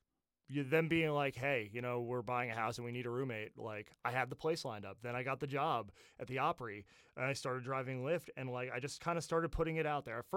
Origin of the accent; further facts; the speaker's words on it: New Jersey, United States; growing up in New Jersey, my brother's a Mets fan